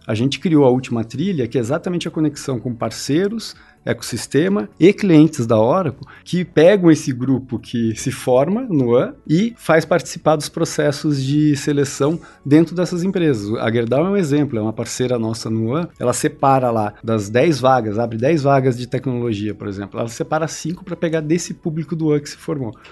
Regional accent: Curitiba, Paraná, Brazil; eu nasci em Curitiba

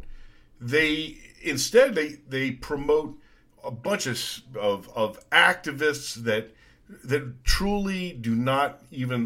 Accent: Las Vegas, Nevada, United States; it happened in my hometown

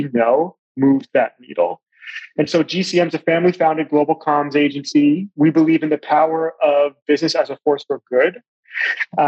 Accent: Long Island, New York, United States; also born or lived in Shanghai, China / Johannesburg, South Africa / Washington, D.C.; now in Charleston, United States; I'm from Long Island, New York, but I've also lived and worked in around Shanghai, in China, in Johannesburg, South Africa, in Washington, D.C. for a while, and now we're in the Charleston area in South Carolina.

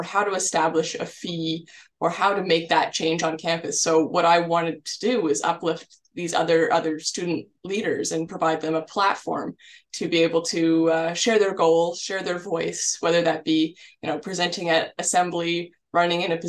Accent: Ottawa, Ontario, Canada; moved away as an adult; also born or lived in Kingston, Ontario; I'm from Ottawa, so I'm making a big move out to the big city

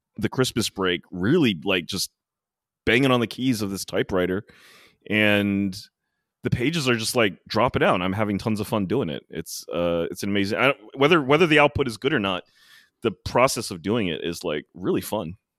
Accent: Maryland, United States; now in New York City, United States; I went down to Maryland, as I usually do, and it was quite special this year because all my hometown friends finally got to travel

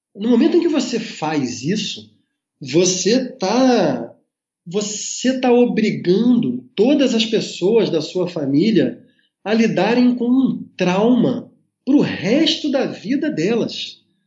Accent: Brazil; nós, enquanto brasileiros

